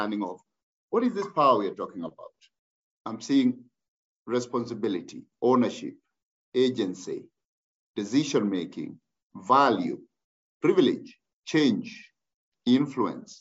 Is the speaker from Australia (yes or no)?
no; Kenya; I am Kenyan by birth.